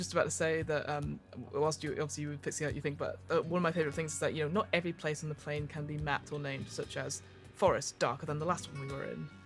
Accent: United Kingdom; we're both British people.

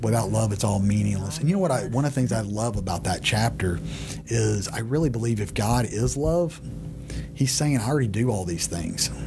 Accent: Texas, United States; I had born and bred in Texas

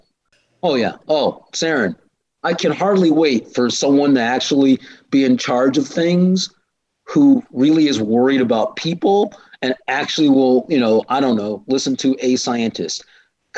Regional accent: Illinois, United States; my state, such as it is, Illinois

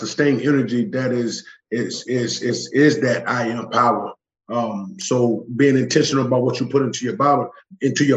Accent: Charlotte, North Carolina, United States; moved away; I grew up in West Charlotte, and it was always barriers put up

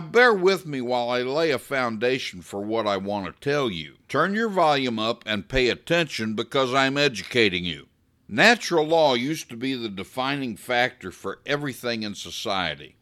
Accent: United States; I'm not a hyphenated American. I'm not a white American, or a black American, or a straight American, or gay American. I'm just an American

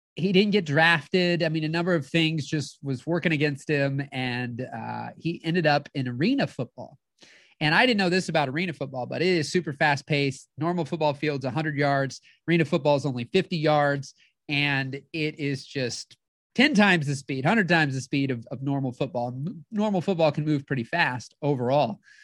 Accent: St. Louis, Missouri, United States; I'm from the Saint Louis area

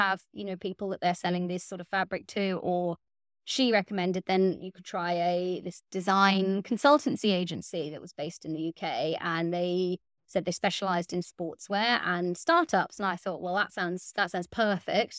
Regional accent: West Cork, Munster, Ireland; moved away as an adult; also born or lived in West Wales; now in Wales, United Kingdom; I grew up in West Cork in Ireland

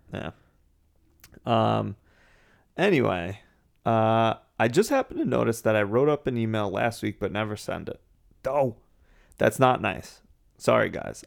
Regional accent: New England, United States; I kinda just look at myself as an American

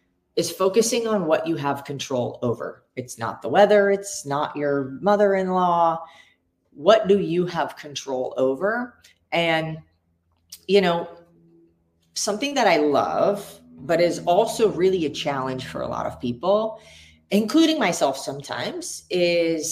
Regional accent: United States; I was born in America

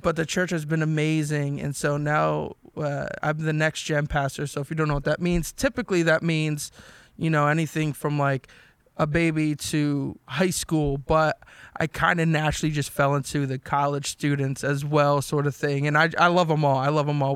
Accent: New Jersey, United States; So I'm from South Jersey, everybody. Ariel, New Jersey.

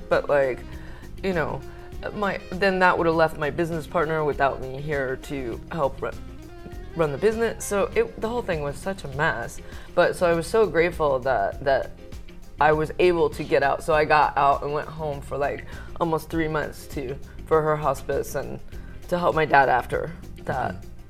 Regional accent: Manteca, California, United States; born there; I was born in California, Manteca, actually, which is this tiny little farming town.

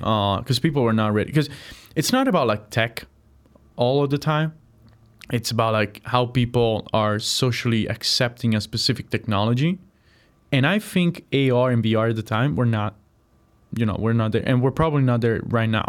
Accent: Apulia, Italy; moved away as an adult; also born or lived in Chicago, United States; now in United States; I'm from a region called Puya

